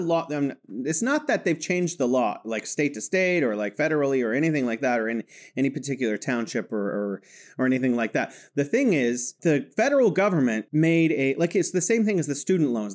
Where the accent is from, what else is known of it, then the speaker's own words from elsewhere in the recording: California, United States; moved away as an adult; now in Wuhan, China; I'm from California, living in beautiful Wuhan, China.